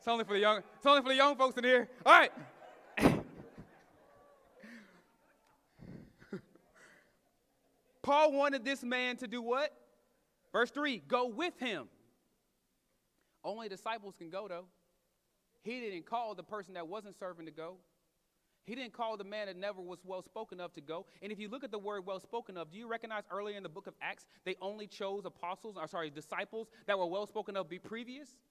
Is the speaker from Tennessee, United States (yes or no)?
no; Katy, Texas, United States; I grew up in Katy, Texas.